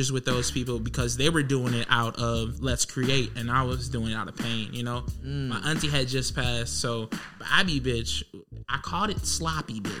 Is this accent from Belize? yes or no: no; Milwaukee, Wisconsin, United States; now in Sandy Springs, United States; go from a place of poverty to Milwaukee, Wisconsin to to to Sandy Springs, Georgia.